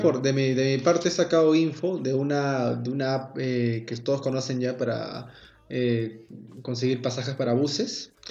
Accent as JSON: {"language": "Spanish", "country": "Peru", "said": "yo como típico, peruano"}